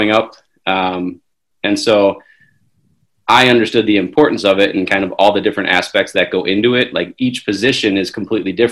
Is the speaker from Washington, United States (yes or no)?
no; Wisconsin, United States; also born or lived in Chicago, Illinois; I was born in Chicago, raised in Wisconsin